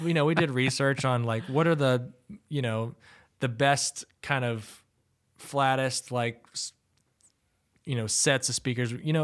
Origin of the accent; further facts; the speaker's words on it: the South, United States; growing up in the South